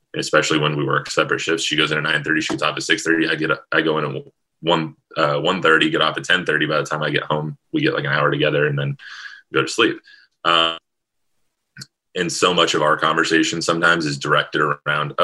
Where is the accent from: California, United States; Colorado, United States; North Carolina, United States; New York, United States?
California, United States; Southern; moved away as an adult; also born or lived in Palm Springs; now in Springfield, United States; I'm from Southern California